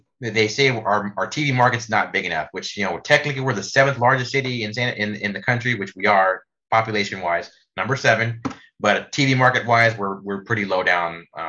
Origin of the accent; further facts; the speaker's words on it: San Antonio, Texas, United States; I'm a lifelong San Antonian